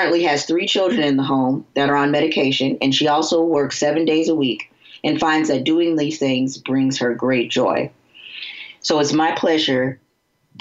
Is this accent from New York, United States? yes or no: no; Florida, United States; now in Cincinnati, United States